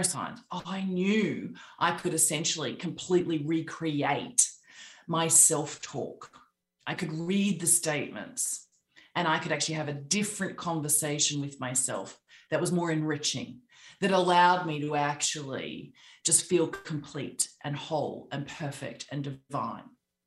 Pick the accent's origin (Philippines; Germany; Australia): Australia; accent: Australian; moved away as an adult; also born or lived in London / New York; I'm Australian, as you can hear by my accent